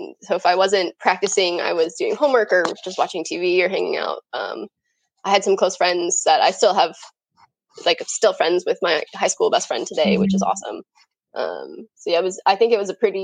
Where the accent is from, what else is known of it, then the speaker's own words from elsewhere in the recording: just south of Denver, Colorado, United States; I grew up in Colorado, grew up just south of Denver